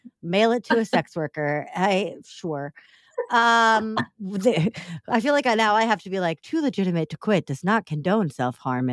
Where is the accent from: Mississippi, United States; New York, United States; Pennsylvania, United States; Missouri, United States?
Missouri, United States; now in Chicago, United States; I'm from Missouri